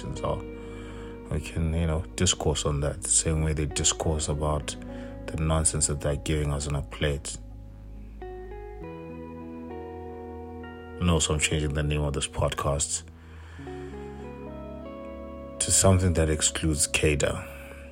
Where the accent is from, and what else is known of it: South Africa